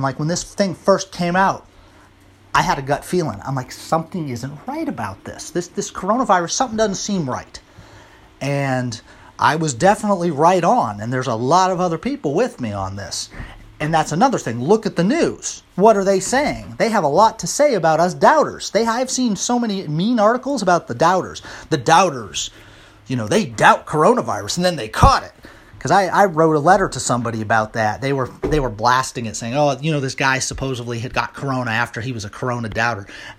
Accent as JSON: {"language": "English", "region": "Missouri", "country": "United States", "said": "You know, I'm from Missouri. I'm the show me state, man."}